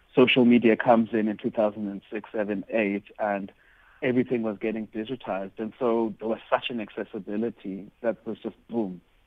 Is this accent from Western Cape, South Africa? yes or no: no; East London, Eastern Cape, South Africa; a, young queer boy growing up, growing up in Duncan Village